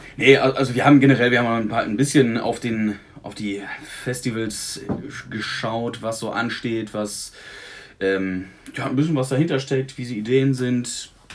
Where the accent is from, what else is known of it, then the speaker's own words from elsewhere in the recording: Münsterland, North Rhine-Westphalia, Germany; moved away as an adult; auf dem Land, wo ich herkomme. Und ähm, da war dann ne, tatsächlich, ich wohne jetzt seit zehn Jahren nicht mehr